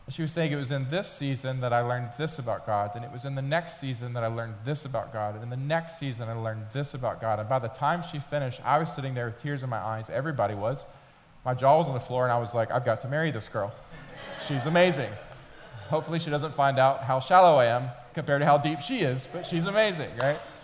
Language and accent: English; Atlanta, Georgia, United States; moved away as an adult; also born or lived in Memphis, Tennessee; I was from Atlanta